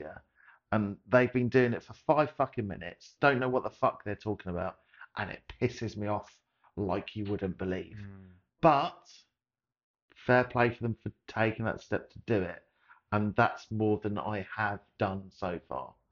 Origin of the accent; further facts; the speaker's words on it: Surrey, South East England, United Kingdom; now in Essex, United Kingdom; being from Surrey, moving to Essex